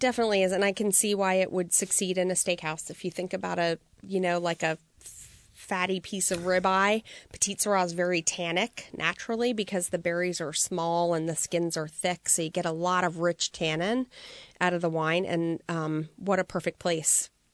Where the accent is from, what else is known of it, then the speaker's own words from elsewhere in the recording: Long Island, New York, United States; now in Napa, United States; I'm from New York originally